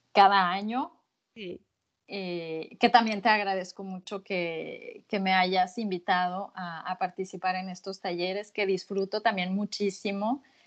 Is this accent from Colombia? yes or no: no; Mexico; moved away as an adult; now in Lyon, France; soy mexicana y ya eh, llevamos 15 años instalados en, en Francia y casi 10 en Lyon